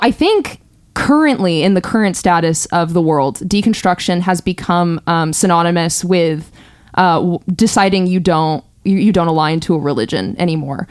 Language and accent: English; California, United States; born and raised in California